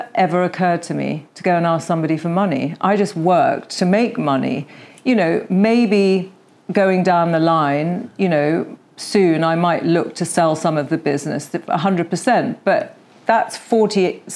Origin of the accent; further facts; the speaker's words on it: United Kingdom; we are very British